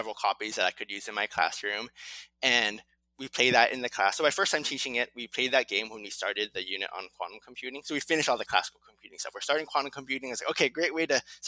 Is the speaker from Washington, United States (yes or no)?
no; California, United States; also born or lived in Latvia; I was born and raised in California